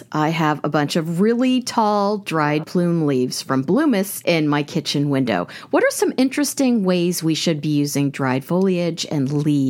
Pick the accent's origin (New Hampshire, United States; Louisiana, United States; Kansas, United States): Kansas, United States; I'm from Kansas